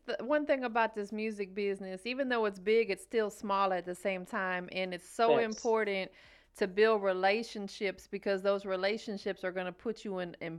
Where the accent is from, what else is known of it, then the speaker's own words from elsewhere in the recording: Tampa, Florida, United States; moved away as an adult; now in Atlanta, United States; I'm from Tampa, but I moved out here about maybe close to 9 years ago.